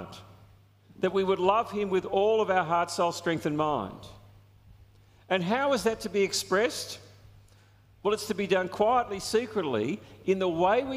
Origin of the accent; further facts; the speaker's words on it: Australia; There's a sense of national pride that we have as Australians. I mean, I love being an Australian. I love our country.